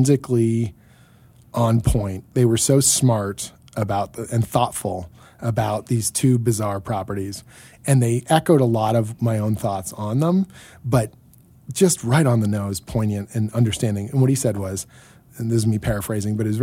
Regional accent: Canada; as the Canadian here

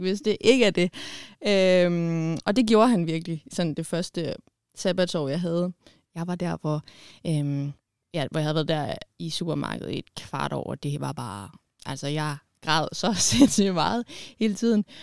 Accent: Bornholm, Capital Region of Denmark, Denmark; jeg er fra Bornholm

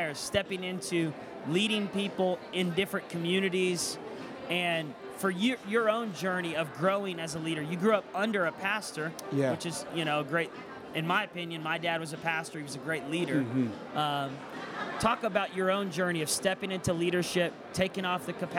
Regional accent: Tulsa, Oklahoma, United States; I grew up my whole life in Tulsa, Oklahoma

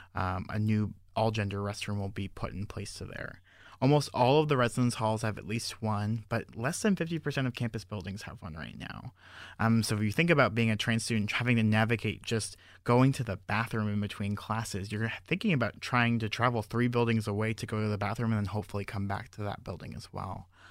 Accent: Fort Lauderdale, Florida, United States; moved away as an adult; also born or lived in Georgia / Lake Worth, Florida; I'm originally from Fort Lauderdale, Florida

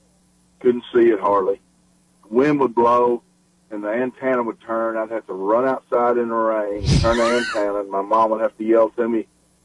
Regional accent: Baxter, Tennessee, United States; I was raised in a little town called Baxter, Tennessee

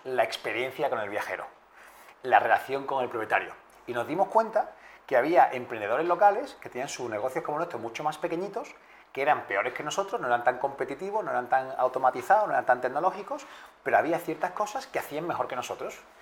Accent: Spain; somos españoles

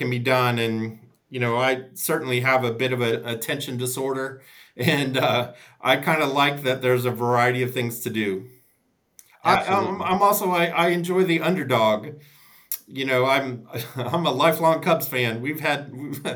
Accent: Chicago, Illinois, United States; also born or lived in Wilmington, North Carolina; now in Raleigh, United States; I'm an Irish kid from Chicago

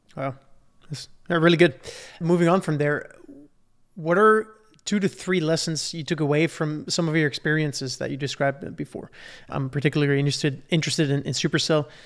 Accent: Belgium; I'm from Belgium

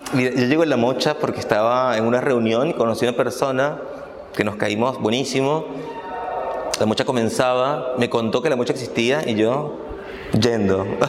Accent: Caracas, Capital District, Venezuela; moved away as an adult; now in Buenos Aires, Argentina; yo nací y crecí en Venezuela, en Caracas

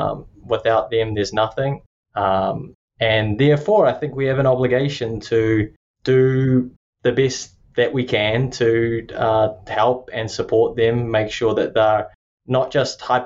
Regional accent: New Zealand; accent: Kiwi; moved away as an adult; also born or lived in Tallahassee, Florida / Lubbock, Texas; now in Florida, United States; I'm from Aotearoa or New Zealand

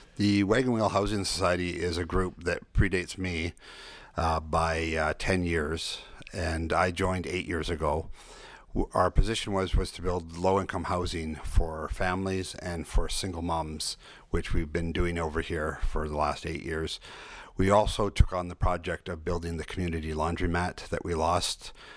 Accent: Salt Spring Island, British Columbia, Canada; I was born and raised here on Salt Spring

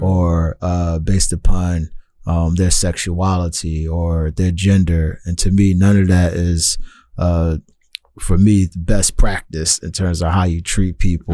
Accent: Philadelphia, Pennsylvania, United States; now in Tacoma, United States; as a young person growing up in Philadelphia

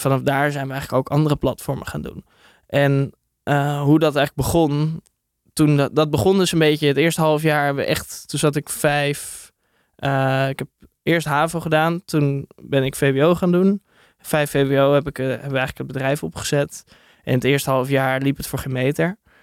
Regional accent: Hilversum, North Holland, Netherlands; En ik kom uit Hilversum

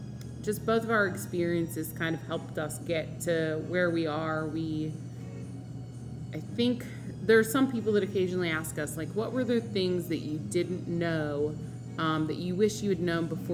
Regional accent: Altoona, Pennsylvania, United States; So I grew up in Altoona, Pennsylvania, which is the home of a convenience chain, which is definitely more than a convenience store.

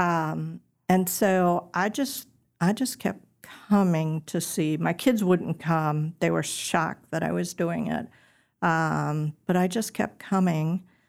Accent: suburb outside of Milwaukee, Wisconsin, United States; moved away as an adult; now in Tennessee, United States; I'm originally from Wisconsin. Um, a little suburb outside of Milwaukee is where I lived most of my life.

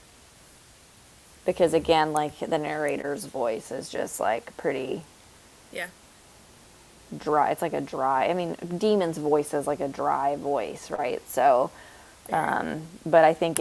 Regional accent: Tennessee, United States; we're from Tennessee

